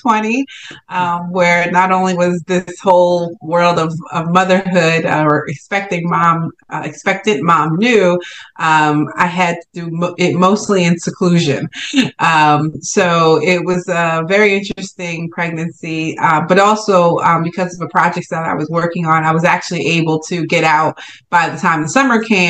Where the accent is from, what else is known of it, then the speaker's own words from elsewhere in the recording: Newark, New Jersey, United States; I'm based in New Jersey, Jersey girl here, born and raised in Newark